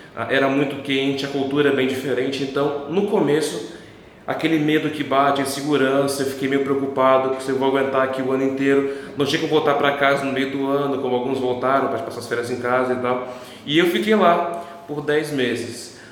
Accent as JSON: {"language": "Portuguese", "region": "Paraná", "country": "Brazil", "said": "Eu venho do Paraná"}